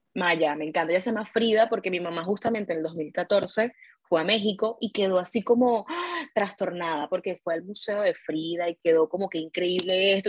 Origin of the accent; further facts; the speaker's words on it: Caracas, Capital District, Venezuela; yo soy de Caracas